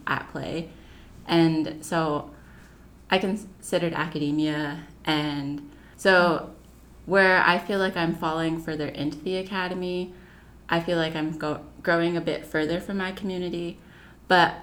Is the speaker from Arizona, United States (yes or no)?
yes; Deer Springs, Arizona, United States; moved away as an adult; now in New Haven, United States; I'm from Deer Springs, Arizona